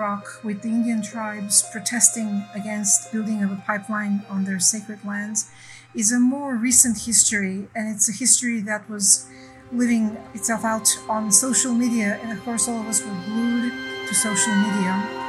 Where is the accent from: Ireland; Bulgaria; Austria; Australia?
Bulgaria; moved away as an adult; now in California, United States; I come from Bulgaria, where the summer is very, very dry. And then I live in California. I've lived in California for 20 years now, where we have catastrophic droughts.